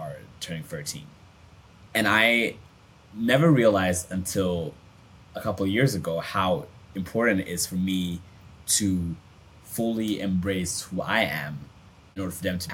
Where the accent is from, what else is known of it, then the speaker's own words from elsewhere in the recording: Sweden; I grew up in Sweden